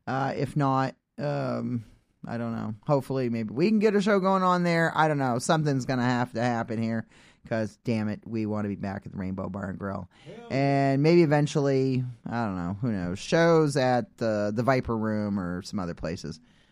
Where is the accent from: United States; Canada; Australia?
United States; New England; We're from New England.